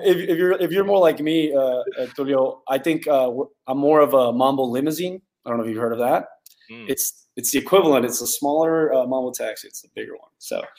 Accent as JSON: {"language": "English", "town": "Brownsville", "region": "Texas", "country": "United States", "tie": "born or raised there", "also_born_or_lived": "Matamoros, Tamaulipas, Mexico", "moved": "yes", "lives_now": "Dallas, United States", "said": "So I grew up down in Brownsville, Texas. Was born in Matamoros, Tamaulipas."}